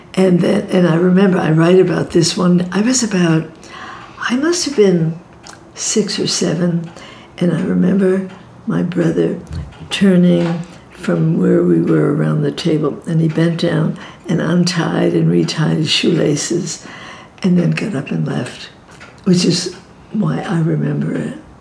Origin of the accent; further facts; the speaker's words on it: New York City, New York, United States; I grew up in Brooklyn